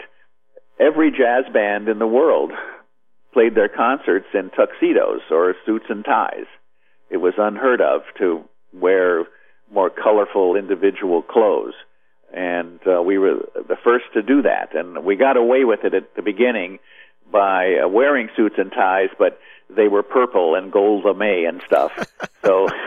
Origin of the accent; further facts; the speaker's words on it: Midwest, United States; moved away; also born or lived in Nashville; I grew up in the Midwest